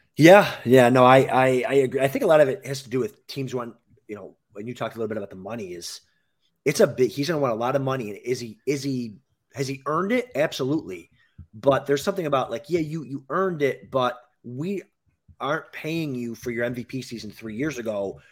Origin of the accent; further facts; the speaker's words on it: Western New York, United States; We're from Western New York